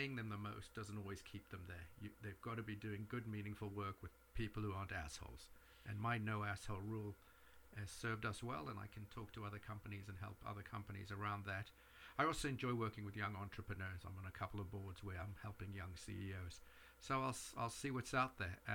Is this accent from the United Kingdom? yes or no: no; South Africa; now in New York, United States; I grew up in South Africa, so I'm very connected with that part of the world